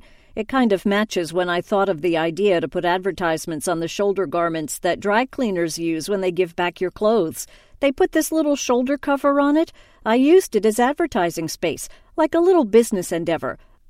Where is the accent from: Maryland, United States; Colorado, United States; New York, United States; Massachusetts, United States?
New York, United States; New York City; moved away as an adult; now in Israel; I'm originally from New York. I grew up in New York and I'd been living in New York City for the past 7 years. And just last year, I moved to Israel.